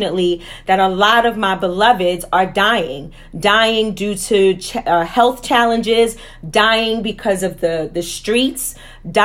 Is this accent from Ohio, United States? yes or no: no; New York City, New York, United States; growing up in Harlem and Wagner Projects